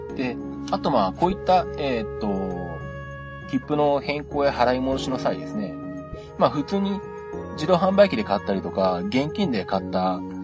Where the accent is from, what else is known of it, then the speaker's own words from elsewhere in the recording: Shizuoka, Japan; 地元静岡関連のことはこちらの方でもつぶやいてますんで